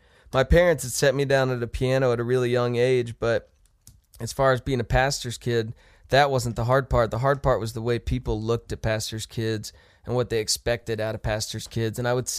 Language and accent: English; Ohio, United States; also born or lived in Texas / Kansas; I was born in Texas, grew up in Ohio, and then we moved to Kansas when I was in middle school. So I call that home because that's high school and college.